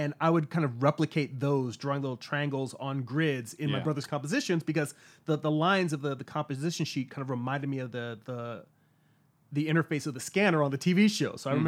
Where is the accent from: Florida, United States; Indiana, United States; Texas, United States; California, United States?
California, United States; also born or lived in Long Island, New York; I grew up in California. I was born in New York on Long Island, and my family moved out here when I was about 4 years old, so I don't really count myself as a true New Yorker.